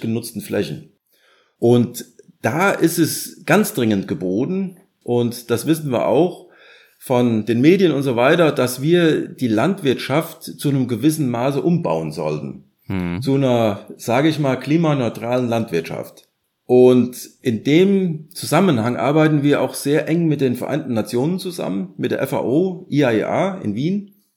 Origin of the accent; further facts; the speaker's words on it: Germany; wir gedacht haben als Deutscher